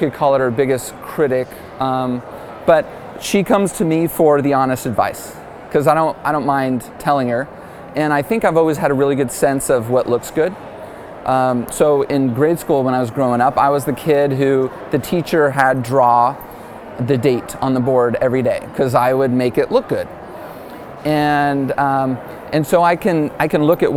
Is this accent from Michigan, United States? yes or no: no; Dallas, Texas, United States; moved away as an adult; also born or lived in Malibu, California; I'm from Dallas originally